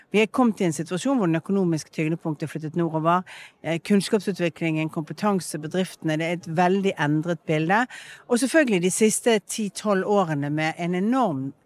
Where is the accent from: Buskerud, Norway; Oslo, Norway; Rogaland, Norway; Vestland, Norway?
Vestland, Norway; Bergen; Min identitet er jo en blanding av det at jeg er oppvokst i Bergen, at jeg har en familie, at jeg er vestlending